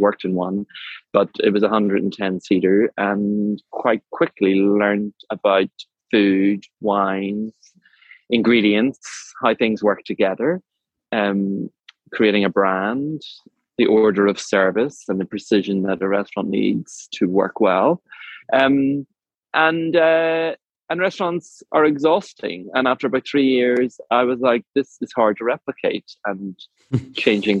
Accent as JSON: {"language": "English", "country": "Ireland", "said": "I am an Irishman, entrepreneur"}